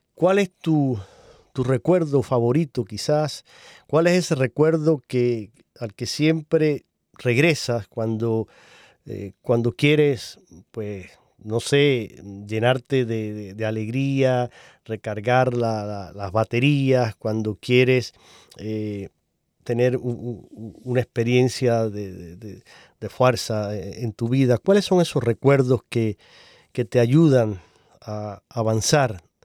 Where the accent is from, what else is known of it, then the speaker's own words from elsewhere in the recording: Cuba; now in United States; yo vengo de Cuba